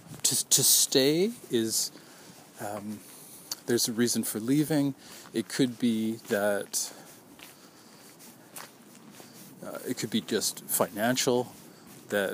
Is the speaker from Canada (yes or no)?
yes; Vancouver, British Columbia, Canada; My family is from out of town. I was born in Vancouver